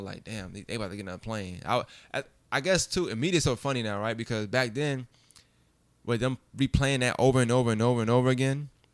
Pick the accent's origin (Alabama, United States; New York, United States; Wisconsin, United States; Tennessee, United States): New York, United States; born or raised there